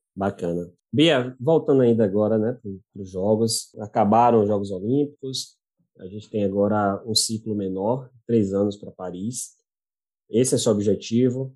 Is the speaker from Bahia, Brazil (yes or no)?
yes; Bahia, Brazil; eu, como baiano